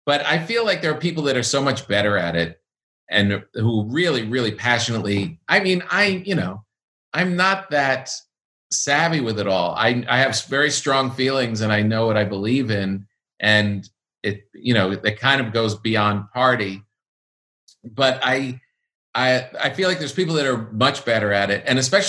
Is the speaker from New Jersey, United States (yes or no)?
no; New York, United States; this is the first big national thing where I'm not involved in as a New Yorker.